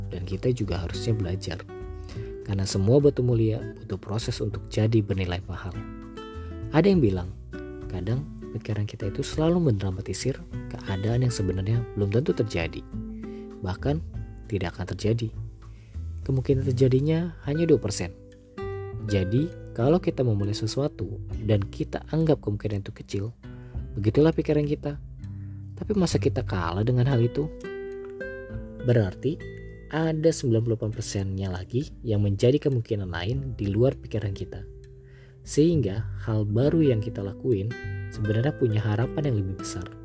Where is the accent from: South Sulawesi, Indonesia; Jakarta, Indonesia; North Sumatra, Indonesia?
Jakarta, Indonesia; Gue lahir dan besar di Jakarta.